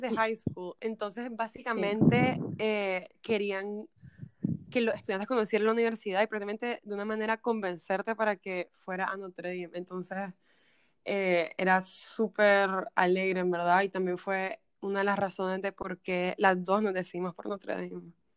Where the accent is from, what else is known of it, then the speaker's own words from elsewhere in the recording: Nicaragua; moved away as an adult; now in United States; soy de Nicaragua